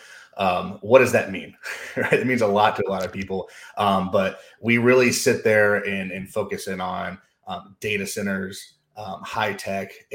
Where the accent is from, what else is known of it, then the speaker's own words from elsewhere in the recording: Knoxville, Tennessee, United States; growing up in the States, down in, kind of in the South in Knoxville, Tennessee.